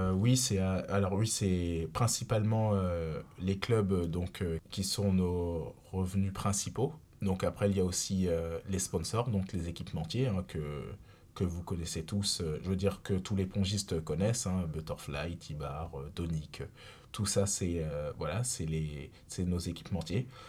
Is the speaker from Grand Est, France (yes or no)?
yes; Reims, Grand Est, France; moved away; also born or lived in Saarbrücken, Germany; je suis bien rémois de base, donc puisque je suis né à Reims et j'ai commencé euh, le tennis de table directement à l'Olympique Rémois Tennis de table